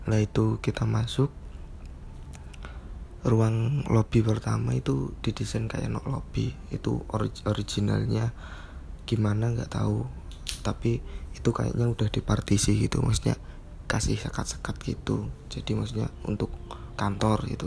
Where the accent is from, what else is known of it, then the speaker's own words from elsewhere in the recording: Wonogiri, Central Java, Indonesia; Aku asli Wonogiri SMK Negeri 2 Wonogiri Dulu lulusan SMK Negeri 2 Wonogiri Teknik Gambar Bangunan